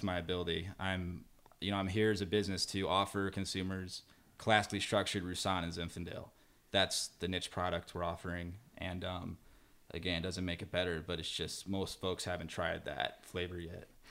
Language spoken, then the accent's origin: English; St. Louis, Missouri, United States; moved away as an adult; now in California, United States; I'm from Saint Louis, Missouri